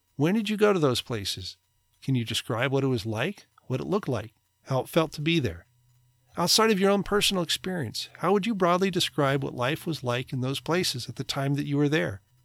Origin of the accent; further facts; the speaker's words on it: United States; American, white, male, suburban, middle class, conservative